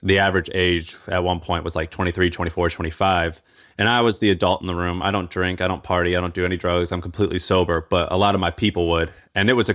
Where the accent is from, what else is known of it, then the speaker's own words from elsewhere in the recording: Missouri, United States; I grew up in Missouri as a, you know, as a 12-year-old white kid in Missouri.